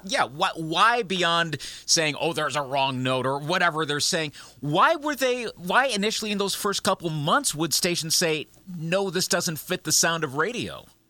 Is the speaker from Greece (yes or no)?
no; Eau Claire, Wisconsin, United States; at Eau Claire Memorial High School, my hometown, Eau Claire, Wisconsin